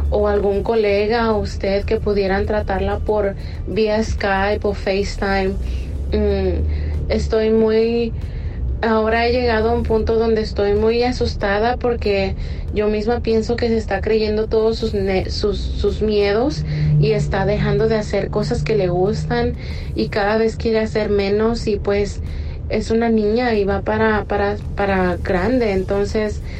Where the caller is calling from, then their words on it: California, United States; Mire, yo soy de California y tengo el placer de escucharlo todas las noches.